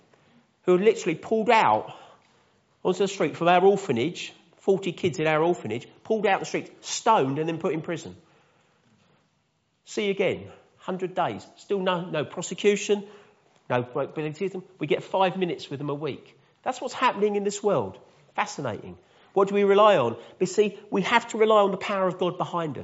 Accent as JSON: {"language": "English", "town": "High Wycombe", "region": "South East England", "country": "United Kingdom", "said": "I come from High Wickham"}